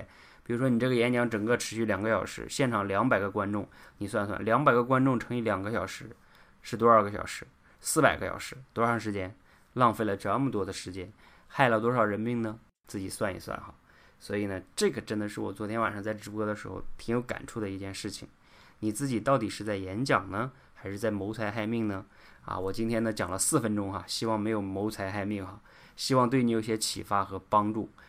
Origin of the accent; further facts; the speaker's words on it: China; 我们中国人呢从小本来就演讲的机会就少